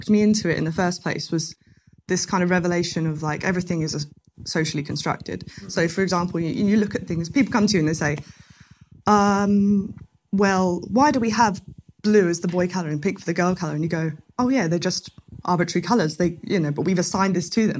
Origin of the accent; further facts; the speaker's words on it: Chelmsford, East of England, United Kingdom; moved away; also born or lived in Brighton; I come from Chelmsford in Essex. That's where I was born. I moved to Brighton